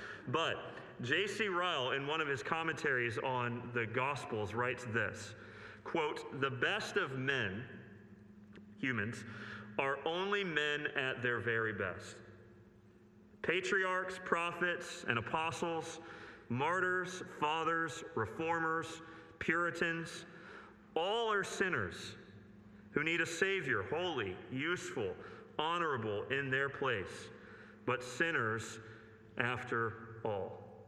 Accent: United States; from my limited understanding as an American

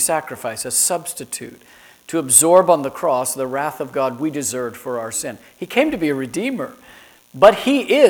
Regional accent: Florida, United States; also born or lived in Chicago; growing up in Florida

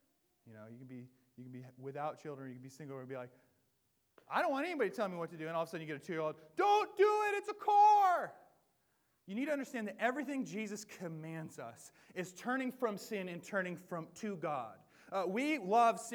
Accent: the Northwest, Pacific Northwest, United States; I am born and bred in the Northwest

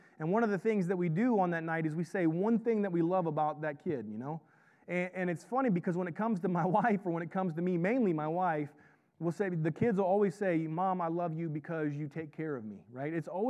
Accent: the South, United States; I grew up in the South, and I just make stuff up.

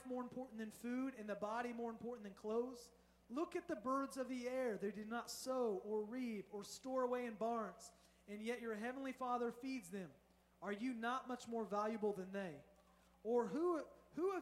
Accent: Indiana, United States; now in Southern California, United States; I'm from Indiana.

